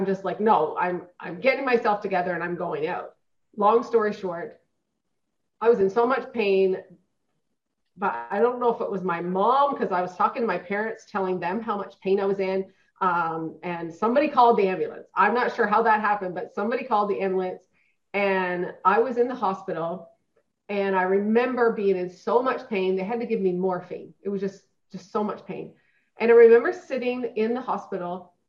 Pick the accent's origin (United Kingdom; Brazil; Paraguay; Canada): Canada; Newfoundland and Labrador; now in Edmonton, Canada; I was born and raised in Newfoundland